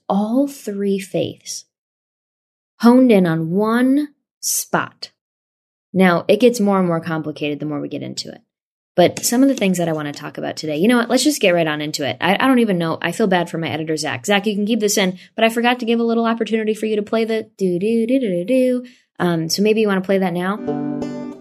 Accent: Saratoga Springs, New York, United States; my hometown in Saratoga, New York

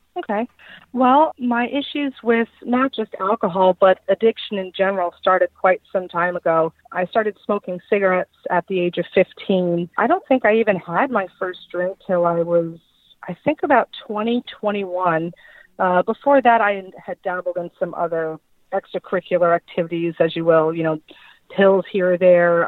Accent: Long Island, New York, United States; moved away as an adult; now in Fort Myers, United States; I am originally from Long Island, New York. I moved down to uh, Southwest Florida, specifically Fort Myers, uh, about four years ago

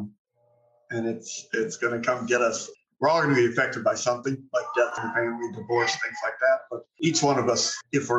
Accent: Phoenix, Arizona, United States; also born or lived in Grand Forks, North Dakota / Korea / Guantanamo Bay, Cuba; I am from Phoenix, Arizona. And growing up here, just incredible childhood

